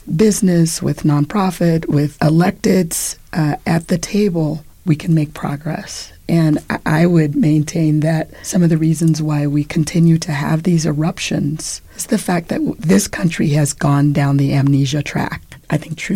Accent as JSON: {"language": "English", "town": "Los Angeles", "region": "California", "country": "United States", "said": "I'm from Los Angeles"}